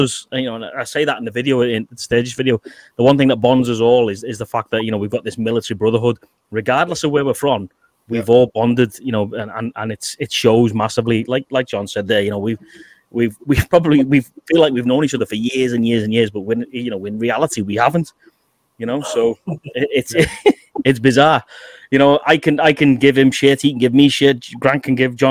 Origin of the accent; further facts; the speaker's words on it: England, United Kingdom; I'm English, but I was in a Scottish regiment